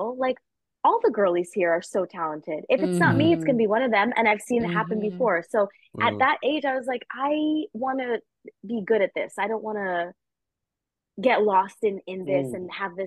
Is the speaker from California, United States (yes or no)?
no; New York, United States; growing up in New York, being really close with my parents.